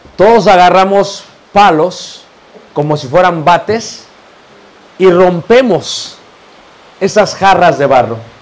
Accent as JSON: {"language": "Spanish", "country": "Mexico", "also_born_or_lived": "Playa del Carmen, Mexico", "said": "la mayoría como yo somos mestizos"}